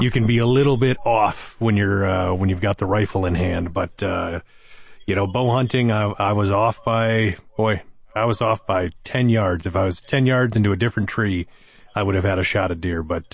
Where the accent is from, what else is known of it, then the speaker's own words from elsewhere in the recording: Wisconsin, United States; we're from Wisconsin